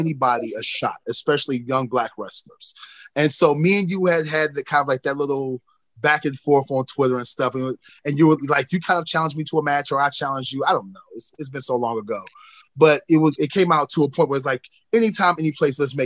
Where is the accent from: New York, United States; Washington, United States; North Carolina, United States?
North Carolina, United States; my home state of North Carolina